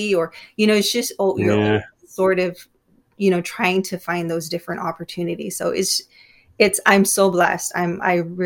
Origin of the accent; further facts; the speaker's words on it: Immokalee, Florida, United States; I grew up in Immokalee